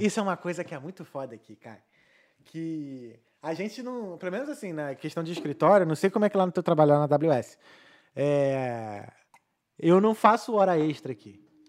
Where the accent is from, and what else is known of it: Rio de Janeiro, Brazil; accent: chiado; moved away as an adult; now in Dublin, Ireland